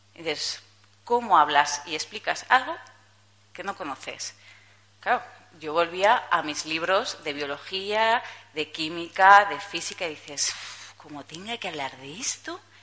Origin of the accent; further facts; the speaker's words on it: Zaragoza, Aragon, Spain; tengo 30 años, soy de Zaragoza